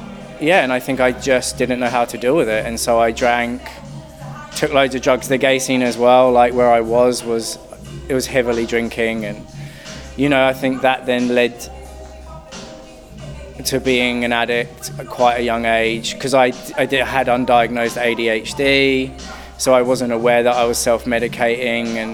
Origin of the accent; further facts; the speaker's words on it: United Kingdom; moved away as an adult; now in New Zealand; I'm not from New Zealand, I'm from the UK.